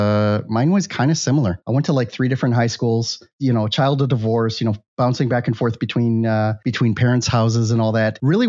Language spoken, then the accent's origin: English; Milwaukee, Wisconsin, United States; moved away as an adult; also born or lived in Miami; Then when I finally came to the United States, I didn't go back to where I was born in Milwaukee, Wisconsin. I came down to Miami where my brother was.